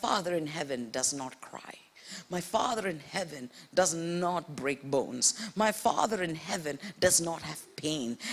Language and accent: English; India; moved away; also born or lived in Middle East; I grew up in India.